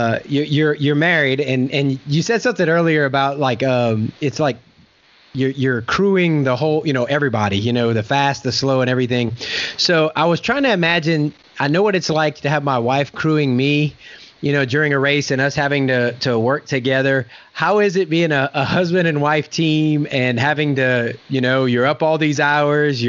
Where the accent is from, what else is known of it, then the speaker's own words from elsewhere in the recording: Louisiana, United States; moved away; I'm from Louisiana